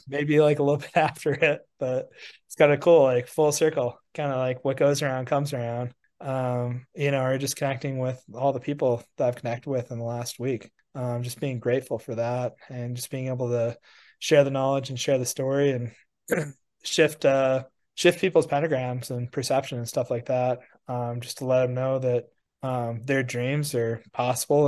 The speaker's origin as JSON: {"language": "English", "region": "Wisconsin", "country": "United States", "tie": "born or raised there", "said": "I grew up with in Wisconsin"}